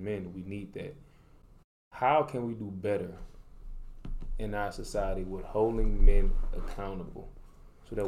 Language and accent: English; New Orleans, Louisiana, United States; now in Dallas, United States; originally from New Orleans, Louisiana, now residing in Dallas, Texas.